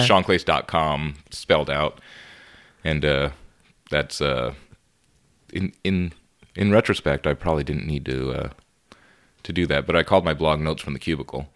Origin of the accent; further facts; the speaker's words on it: Laredo, Texas, United States; moved away as an adult; also born or lived in San Marcos, Texas; I grew up in Laredo, Texas, and moved to San Marcos to finish up my degree